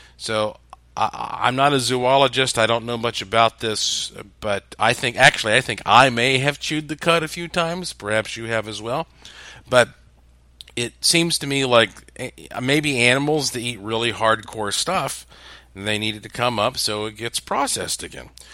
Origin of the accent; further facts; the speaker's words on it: the Bible Belt, the South, United States; I was raised up in the Bible Belt as a Southern Baptist